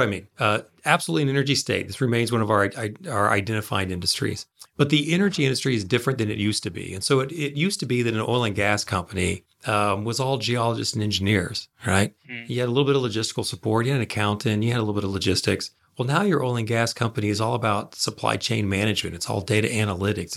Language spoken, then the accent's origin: English; Tulsa, Oklahoma, United States; I was raised in Tulsa, and being raised in Tulsa in the you know moved there in '77, so I was there in the '80s and the early '90s.